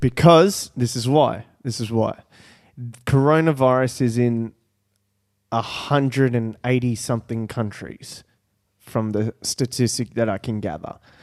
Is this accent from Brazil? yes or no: yes; Brazil; moved away; I was born in Brazil